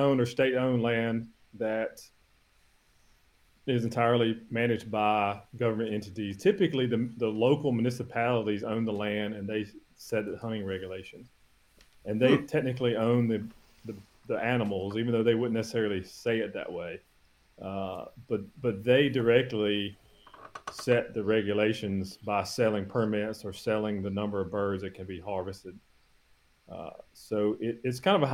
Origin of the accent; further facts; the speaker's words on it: North Carolina, United States; moved away as an adult; also born or lived in Mississippi, United States / Trondheim, Norway; now in Georgia, United States; I grew up in North Carolina